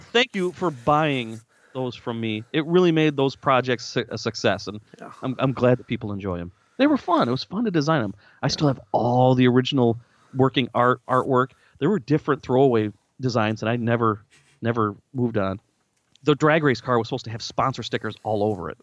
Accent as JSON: {"language": "English", "town": "Lansing", "region": "Michigan", "country": "United States", "tie": "born or raised there", "moved": "as an adult", "lives_now": "Nashville, United States", "said": "when I grew up in the Lansing, Michigan area"}